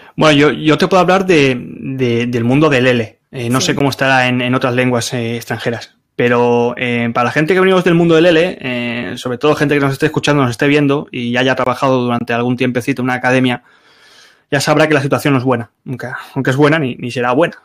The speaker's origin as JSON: {"language": "Spanish", "town": "Barcelona", "region": "Catalonia", "country": "Spain", "moved": "as an adult", "said": "soy de Barcelona"}